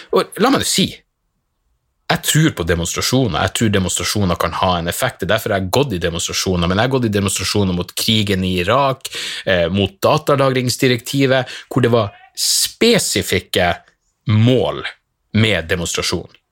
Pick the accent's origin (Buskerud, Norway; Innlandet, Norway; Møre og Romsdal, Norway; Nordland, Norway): Nordland, Norway; Narvik; hjembyen min i Narvik